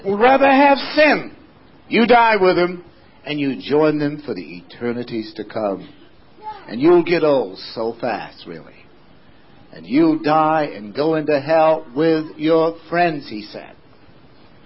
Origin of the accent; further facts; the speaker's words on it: West Sumner, Maine, United States; my hometown in West Sumner